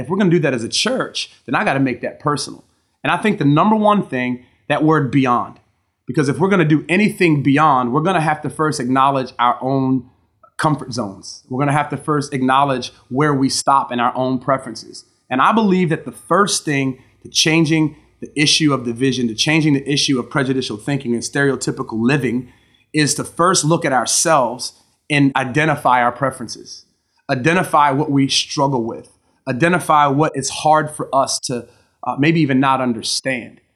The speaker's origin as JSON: {"language": "English", "town": "Gambrills", "region": "Maryland", "country": "United States", "tie": "born or raised there", "said": "I grew up, uh, in Maryland, uh, in a town, uh, called Gambrils, Maryland, uh, which is outside"}